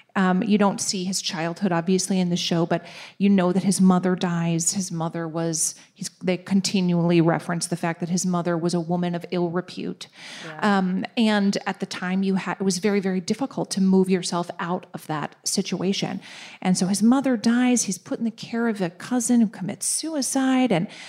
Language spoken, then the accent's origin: English; Minnesota, United States; I am a Minnesotan